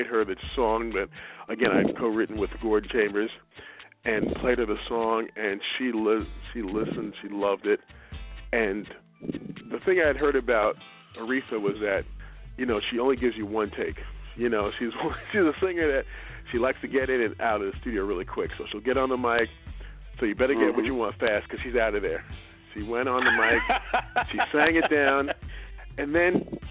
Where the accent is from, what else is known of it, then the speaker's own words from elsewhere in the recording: New York City, New York, United States; also born or lived in Westchester; Born and raised in Brooklyn, New York